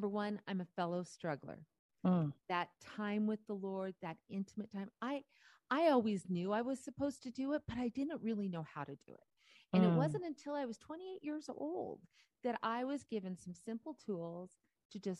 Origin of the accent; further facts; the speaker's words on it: Montana, United States; from Montana, born and raised, born and raised up there